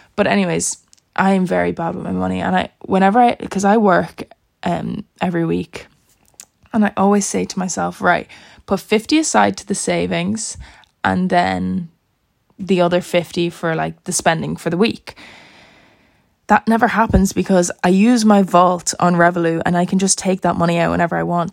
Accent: Ireland; now in Dublin, Ireland; I wasn't going to stay in my house in my hometown by myself. Like that's a like there's six people in my family. Six people lived in that house, so I'm not going to live there by myself obviously and com- commute an hour, maybe an hour and a half with traffic to Dublin to go to college

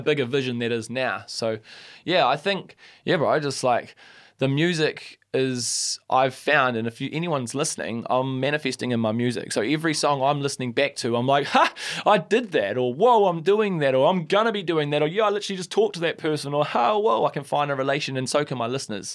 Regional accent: Christchurch, Canterbury, New Zealand; I love Christchurch, and that's my hometown, born and bred.

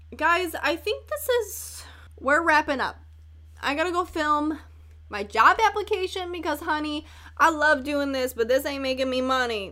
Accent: Chicago, Illinois, United States; accent: northern; I'm from Chicago

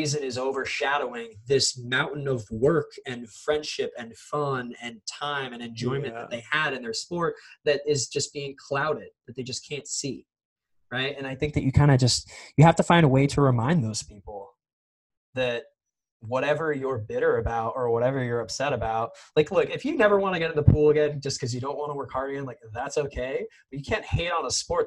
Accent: Las Vegas, Nevada, United States; I grew up in Vegas

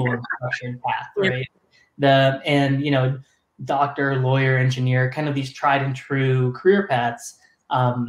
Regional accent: Tampa, Florida, United States; moved away; I'm from Tampa, Florida. Grew up there.

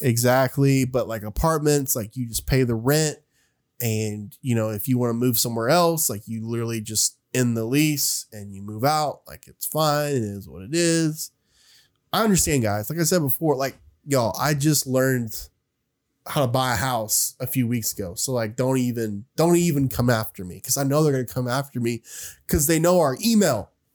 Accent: Oak Ridge, Tennessee, United States; I'm from Oak Ridge, which is a smaller town than Knoxville.

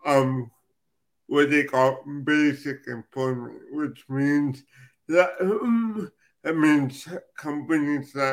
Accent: Los Angeles, California, United States; I'm actually from Los Angeles, California

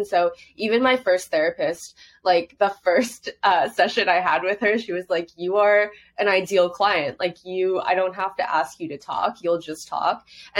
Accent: Hong Kong; I grew up overseas in Hong Kong. So in Asian culture, you don't really talk about your mental health.

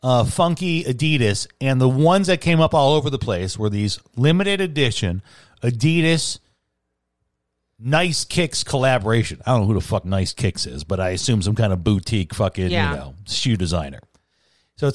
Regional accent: Chicago, Illinois, United States; And I grew up in Chicago, and I'm 44.

